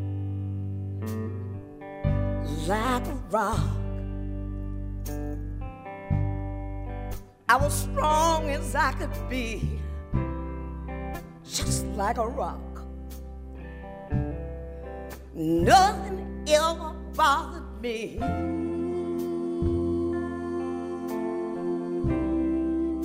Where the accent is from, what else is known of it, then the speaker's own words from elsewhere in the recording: Detroit, Michigan, United States; we're from Detroit